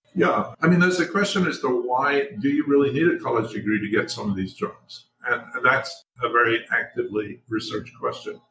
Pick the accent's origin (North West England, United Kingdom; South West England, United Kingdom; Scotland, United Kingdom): Scotland, United Kingdom; Scotland, where I was born and grew up.